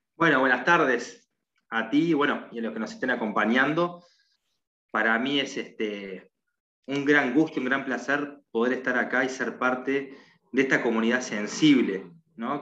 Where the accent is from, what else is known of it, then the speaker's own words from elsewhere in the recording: Uruguay; soy de Uruguay